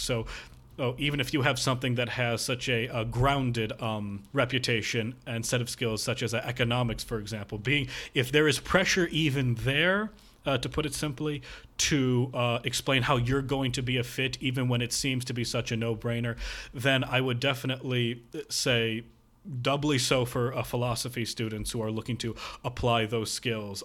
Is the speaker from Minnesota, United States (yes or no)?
no; near Northwestern University, Illinois, United States; Northwestern University, um, close to my hometown